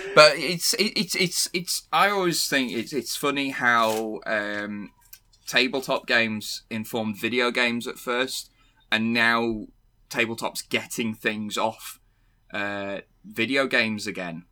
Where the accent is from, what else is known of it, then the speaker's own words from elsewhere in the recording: Cockermouth, North West England, United Kingdom; I am from, uh, I'm from Cumbria